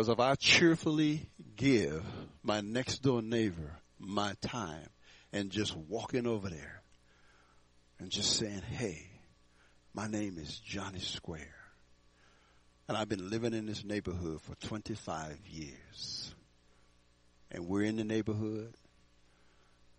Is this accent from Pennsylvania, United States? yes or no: no; Houston, Texas, United States; now in Fort Collins, United States; I grew up in Houston, Texas